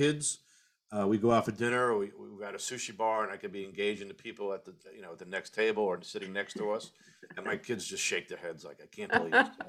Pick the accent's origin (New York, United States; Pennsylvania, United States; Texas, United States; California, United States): New York, United States; Long Island; I grew up in New York, Long Island.